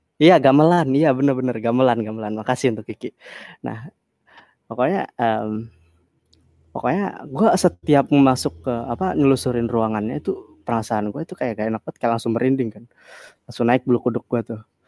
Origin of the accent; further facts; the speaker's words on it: Kebumen, Central Java, Indonesia; now in Bali, Indonesia; Gua emang orang Kebumen, gua orang Kebumen. At least, iya, gua emang orang Jawa Sunda